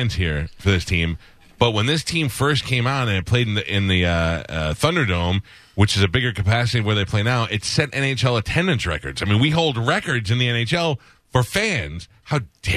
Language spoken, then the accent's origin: English; New York City, New York, United States; I grew up in Staten Island